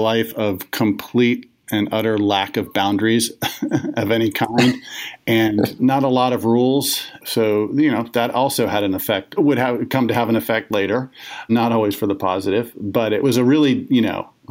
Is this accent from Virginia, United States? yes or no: yes; Arlington, Virginia, United States; moved away as an adult; also born or lived in Washington, D.C. / Texas; I grew up mostly in Arlington, Virginia